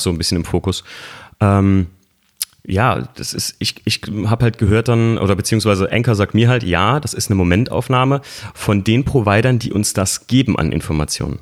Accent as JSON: {"language": "German", "town": "Koblenz", "region": "Rhineland-Palatinate", "country": "Germany", "said": "ich komme ja eigentlich aus Koblenz"}